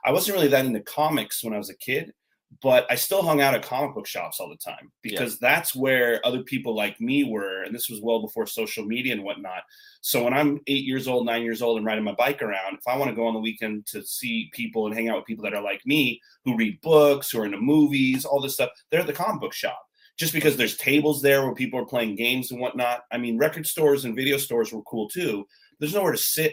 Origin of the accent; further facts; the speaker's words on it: Southern Orange County, California, United States; also born or lived in Los Angeles; I grew up in Southern Orange County